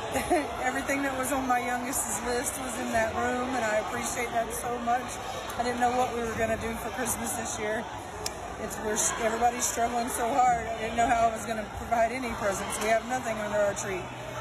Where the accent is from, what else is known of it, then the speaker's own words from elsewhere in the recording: Middleburg, United States; I have three boys. We are from Middleburg